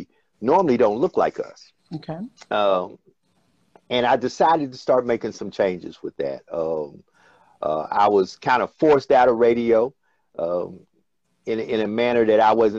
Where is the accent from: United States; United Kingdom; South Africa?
United States; Memphis, Tennessee; moved away as an adult; now in Louisiana, United States; No, I'm not originally from Louisiana. I'm actually from Memphis, Tennessee.